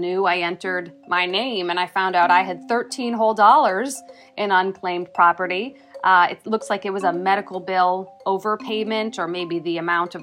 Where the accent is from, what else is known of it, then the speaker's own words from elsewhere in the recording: Minnesota, United States; accent: Minnesota; now in Wisconsin, United States; my Minnesota accent